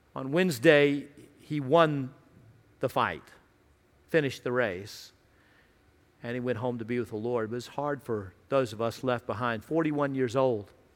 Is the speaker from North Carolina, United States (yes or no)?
no; Radford, Virginia, United States; I grew up in Radford, uh, Radford University, near Virginia Tech